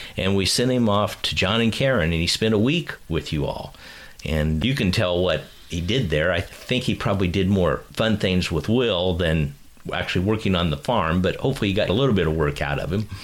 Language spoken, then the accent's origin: English; Kansas City, United States; I grew up in Kansas City